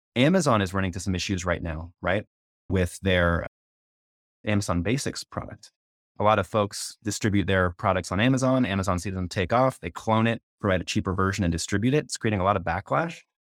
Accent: Canada; moved away as an adult; now in United States; I'm from Canada, I haven't been there in thirty years.

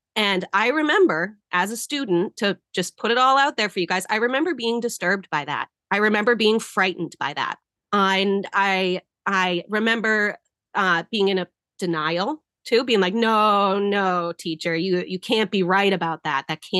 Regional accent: Franklin, Massachusetts, United States; I was raised here in Franklin, Massachusetts.

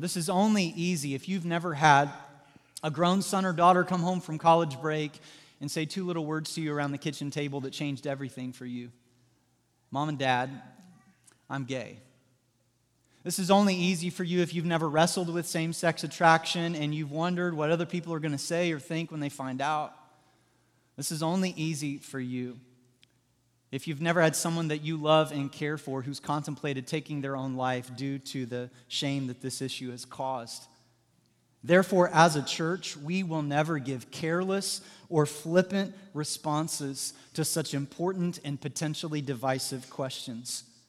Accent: Southwest Missouri, United States; moved away as an adult; now in Indiana, United States; I'm from Southwest Missouri

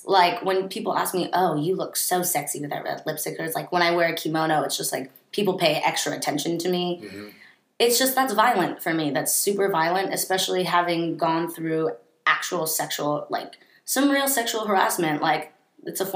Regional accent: San Francisco, California, United States; also born or lived in Santa Barbara; growing up in San Francisco, I grew up in a bubble.

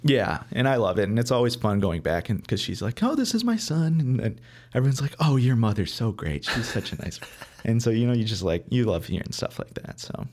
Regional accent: Beverly Hills, Michigan, United States; now in Chicago, United States; I grew up, uh, in a, a small town called Beverly Hills

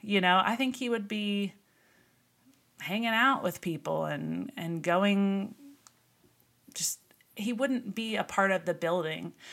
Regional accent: Texas, United States; also born or lived in Missouri; we moved to Texas when I was five. I grew up in Missouri, and when we moved here, we joined a church in the area

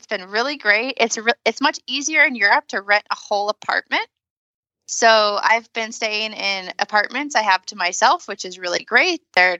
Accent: United States; as an American

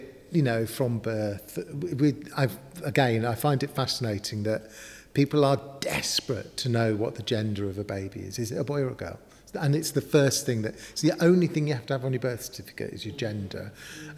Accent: London, United Kingdom; moved away as an adult; now in Newcastle upon Tyne, United Kingdom; I'm originally from North London

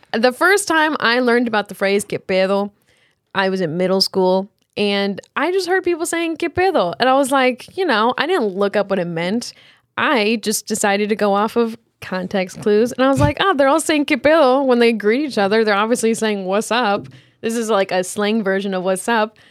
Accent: Cedar Rapids, Iowa, United States; "Where are you from?" And I always go, "Cedar Rapids."

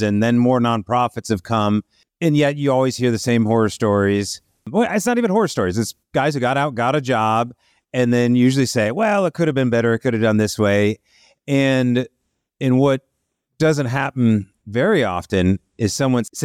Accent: Ohio, United States; moved away; also born or lived in New York; I'm from Ohio, the Midwest

